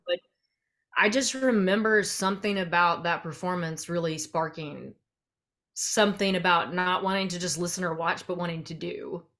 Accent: central Arkansas, United States; I grew up in Arkansas, uh, kind of all over central Arkansas

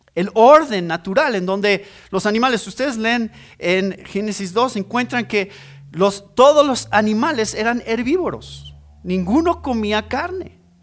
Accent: Mexico; Ese es mi país. Yo soy mexicano

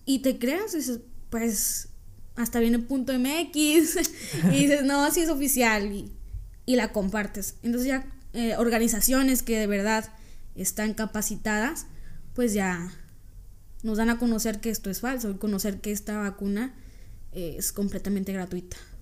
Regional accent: Mexico; nosotros, los mexicanos

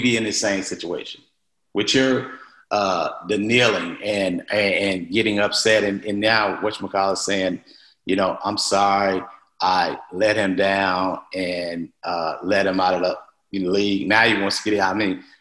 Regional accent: Mississippi, United States; I'm from Mississippi.

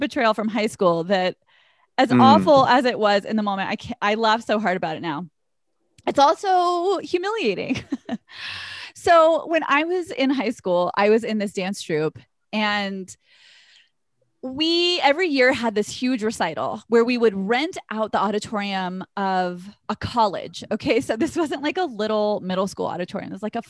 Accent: the South, United States; I'm from the South, so I give you permission.

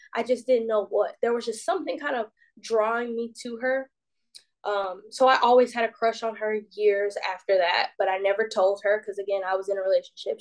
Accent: Decatur, Georgia, United States; So I was born and raised in Decatur, Georgia, which is like 20 minutes east of Atlanta.

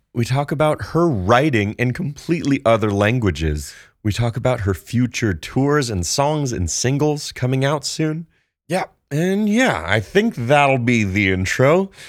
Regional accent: Santa Barbara, California, United States; I'm from Santa Barbara

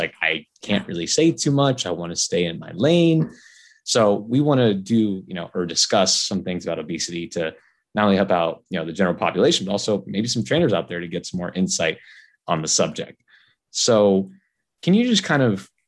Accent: South Florida, United States; I'm an East Coast kid, man. That's where I grew up in South Florida, and that's where I stayed

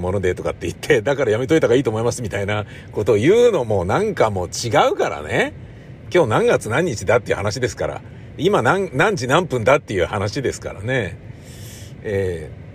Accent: Tokyo, Japan; 東京もんなんすけど

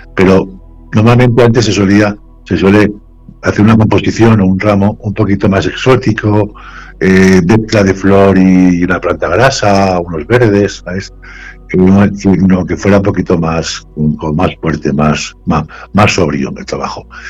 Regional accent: Sagunto, Valencian Community, Spain; moved away as an adult; now in Vallanca, Spain; en Sagunto, hace poco, en mi, ciudad, natal

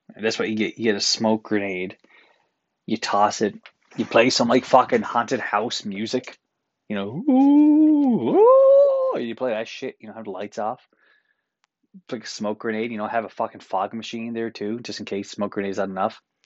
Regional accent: Newfoundland and Labrador, Canada; now in Toronto, Canada; as Newfoundlander, as a pasty white Newfoundlander

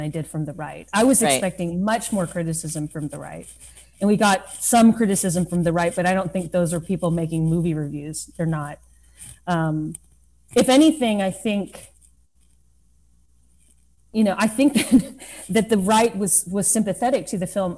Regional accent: Lubbock, Texas, United States; moved away as an adult; now in New York City, United States; growing up in Lubbock, Texas

